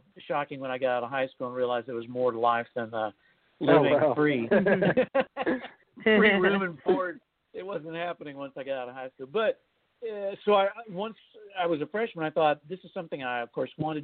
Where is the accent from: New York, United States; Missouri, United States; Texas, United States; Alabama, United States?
Texas, United States; Lampasas; moved away; I grew up deep in the heart of Texas, so even within Texas, it had its own music scene just like it does now. And I was living in a little town called Lampasas